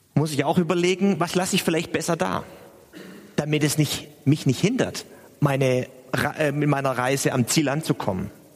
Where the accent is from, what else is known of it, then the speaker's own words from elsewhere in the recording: Stuttgart, Baden-Württemberg, Germany; now in Hamburg, Germany; ich bin in Stuttgart aufgewachsen